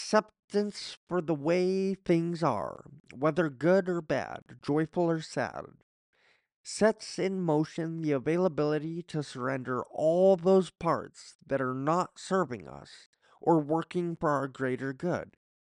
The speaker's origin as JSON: {"language": "English", "town": "Coffs Harbour", "region": "New South Wales", "country": "Australia", "tie": "born or raised there", "said": "I remember being in a car trip from my hometown of Coffs Harbour to Sydney with my parents when I was about 6 years old. I literally thought we were leaving Australia, because to me, Coffs Harbour was Australia."}